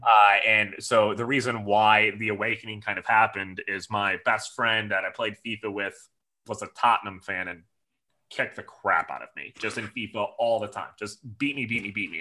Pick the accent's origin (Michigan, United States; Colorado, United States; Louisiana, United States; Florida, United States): Michigan, United States; near Detroit; moved away as an adult; also born or lived in Minnesota; now in Nashville, United States; I was actually born and raised in Michigan, mm -hmm. near the Detroit, Michigan area